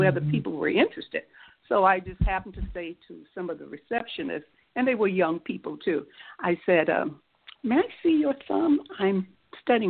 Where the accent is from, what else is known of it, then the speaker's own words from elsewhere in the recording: Miami, Florida, United States; I'm from Miami